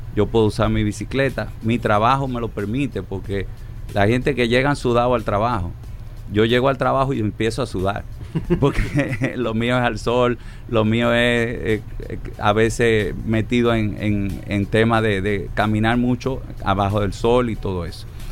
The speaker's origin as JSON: {"language": "Spanish", "town": "Santo Domingo", "region": "Distrito Nacional", "country": "Dominican Republic", "tie": "born or raised there", "said": "mi ciudad natal, Santo Domingo"}